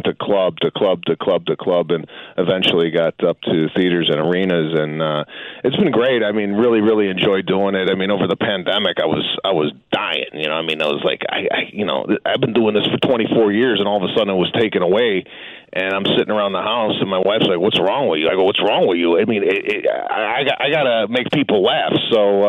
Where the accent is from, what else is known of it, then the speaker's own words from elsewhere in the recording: Chicago, Illinois, United States; I'm from Chicago